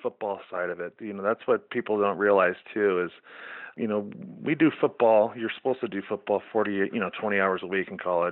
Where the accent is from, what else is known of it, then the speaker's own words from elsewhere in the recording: Central California, United States; moved away as an adult; also born or lived in Oregon; I'm from Central California